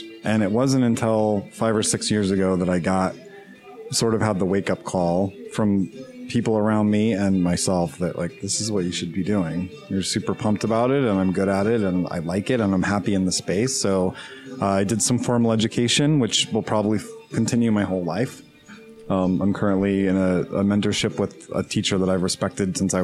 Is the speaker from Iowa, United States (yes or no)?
no; West Valley City, Utah, United States; I'm from here. Yes, I grew up in West Valley. I grew up in Kearns adjacent.